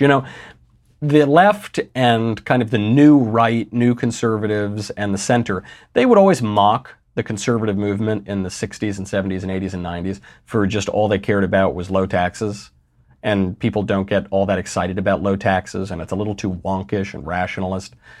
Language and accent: English; New York, United States; I'm from New York